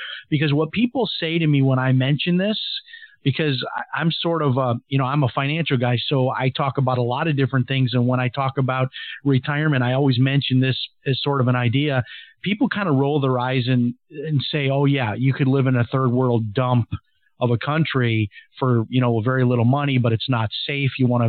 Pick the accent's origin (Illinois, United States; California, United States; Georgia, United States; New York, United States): Illinois, United States; Chicago; now in Ecuador; You know, I'm from Chicago, so it was like, wow, you know, Chicago White Sox.